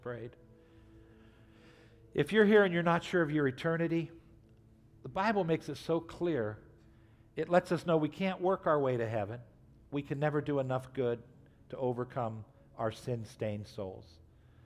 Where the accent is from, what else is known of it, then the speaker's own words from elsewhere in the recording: United States; we grew up in America, so most of us have gone to church.